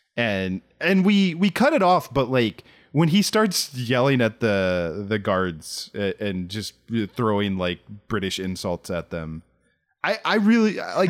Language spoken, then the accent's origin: English; Southern Maryland, United States; I grew up in Southern Maryland